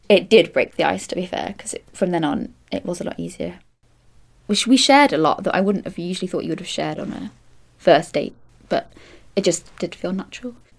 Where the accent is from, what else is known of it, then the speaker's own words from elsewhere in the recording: Manchester, North West England, United Kingdom; now in London, United Kingdom; I'm from Manchester and I work in theatre as an assistant stage manager.